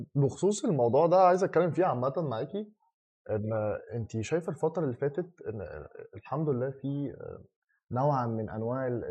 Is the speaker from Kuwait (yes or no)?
no; Egypt; احنا كمصريين